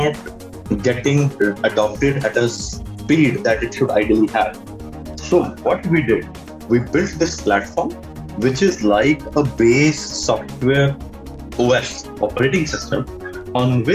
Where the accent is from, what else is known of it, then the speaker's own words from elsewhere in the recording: Punjab, India; also born or lived in Pittsburgh, United States; now in Delhi, India; I come from Punjab, actually. I come from a very small town in Punjab.